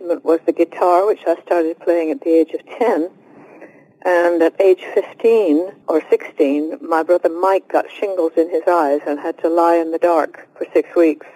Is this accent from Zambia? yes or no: no; United Kingdom; also born or lived in Oxford; I am British.